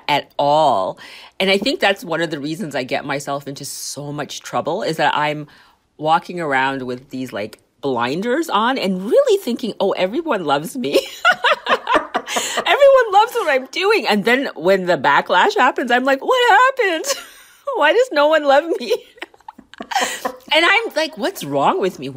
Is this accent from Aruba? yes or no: no; Canada; also born or lived in Liverpool, United Kingdom / Saskatchewan; I was born in Liverpool, UK, raised in Canada